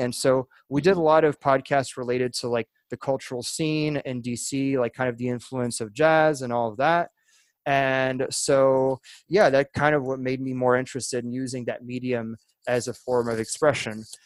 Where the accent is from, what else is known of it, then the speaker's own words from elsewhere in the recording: France; moved away as an adult; also born or lived in Virginia / Alabama; now in United States; I was born in France. My dad's French, but my mom is from Alabama. So I was in there in France most of my life, and I moved to the US back in 2012 when I was 18 years old